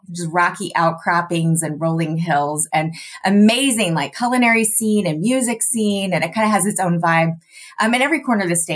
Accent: Alaska, United States; now in Cross Plains, United States; You know, I, I grew up all over, but mostly Alaska.

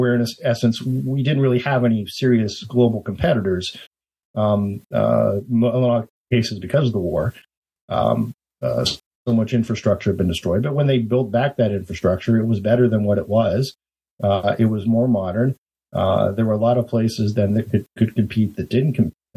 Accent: Youngstown, Ohio, United States; I grew up in Youngstown, Ohio, which is at one point, one of the steelmaking capitals of the world

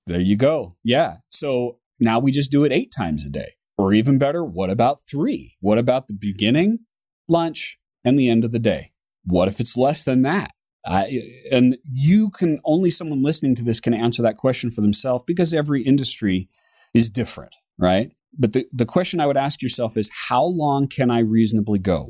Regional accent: United States; me being an American

